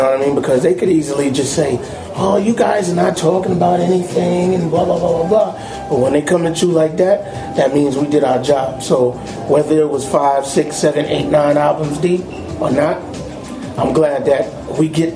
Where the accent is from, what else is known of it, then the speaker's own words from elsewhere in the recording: New York City, New York, United States; coming up in Queens, New York